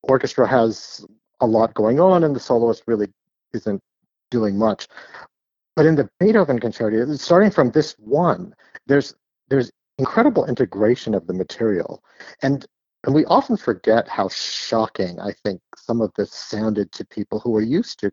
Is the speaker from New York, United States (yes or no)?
no; San Jose, California, United States; I am from the Bay Area. I'm from California. I grew up in San Jose, which is actually the city I still live